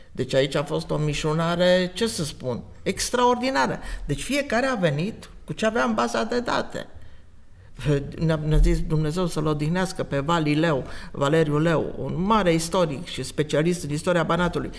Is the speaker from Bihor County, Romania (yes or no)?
yes; Oradea, Bihor County, Romania; now in Timișoara, Romania; eu sunt din Oradea, da, am secole, era să zic, de ședere în Timișoara